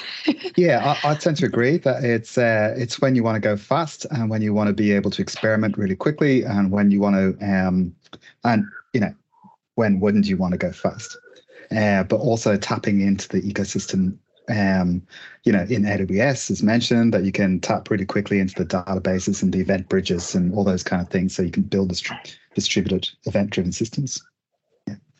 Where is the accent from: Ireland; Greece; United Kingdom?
Ireland; Dublin, Leinster; now in Melbourne, Australia; I'm from uh, Dublin originally, but I've been in Australia about